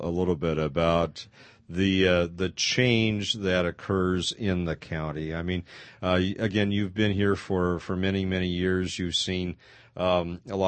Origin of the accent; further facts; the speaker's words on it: Pasadena, California, United States; I grew up in Pasadena